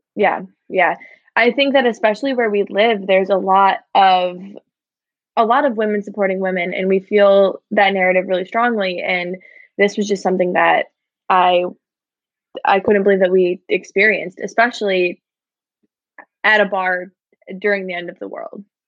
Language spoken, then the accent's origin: English; Michigan, United States; now in Brooklyn, United States; I live in Bushwick, Brooklyn, and I am originally from Michigan.